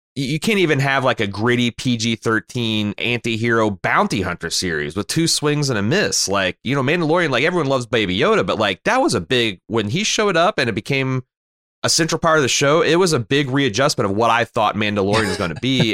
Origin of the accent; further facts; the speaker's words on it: Mooresville, Indiana, United States; my hometown of Mooresville is a backwater